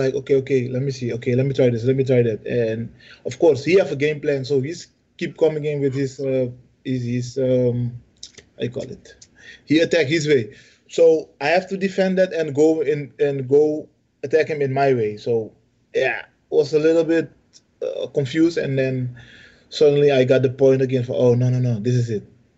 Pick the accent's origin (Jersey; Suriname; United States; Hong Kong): Suriname